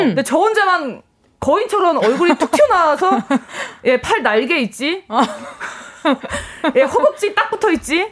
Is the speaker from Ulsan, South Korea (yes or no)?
no; Seoul, South Korea; 저는 서울이 고향이어서